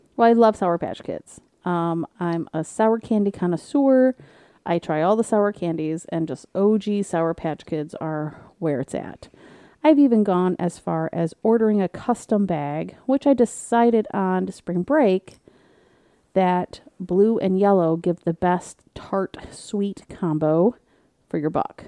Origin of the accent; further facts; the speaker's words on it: Michigan, United States; I'm from Michigan